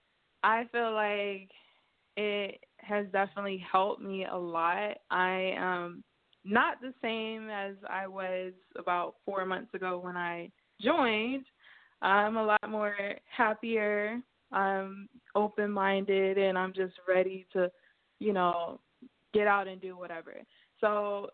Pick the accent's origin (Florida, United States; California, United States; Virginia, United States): Florida, United States; Orlando; now in South Carolina, United States; I'm originally from Orlando, Florida, and I currently stay in South Carolina